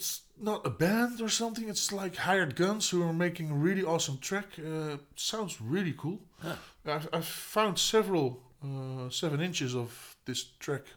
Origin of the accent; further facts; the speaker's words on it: Noordwijk, South Holland, Netherlands; also born or lived in Voorburg; I grew up in Noordwijk. I lived in Noordwijk. That's where I grew up. I wasn't born there.